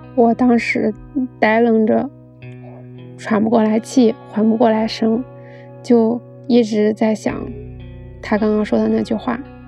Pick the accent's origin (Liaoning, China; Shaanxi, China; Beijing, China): Beijing, China; 然后一个并不精致的女孩儿在北京长大了